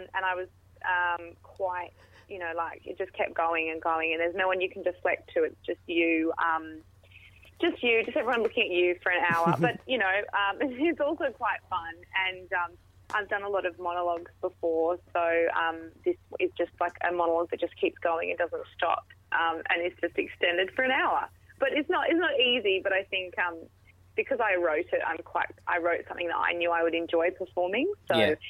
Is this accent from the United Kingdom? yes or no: no; Perth, Western Australia, Australia; moved away as an adult; now in Sydney, Australia; I'm originally from Perth